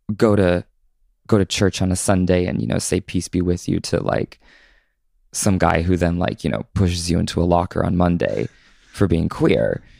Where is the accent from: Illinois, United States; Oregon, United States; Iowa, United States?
Oregon, United States; Southern; born or raised there; also born or lived in Southern California